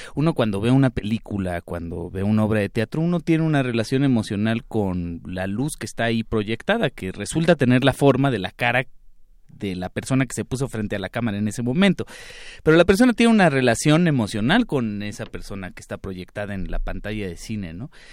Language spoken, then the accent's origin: Spanish; Mexico City, Mexico; yo como chilango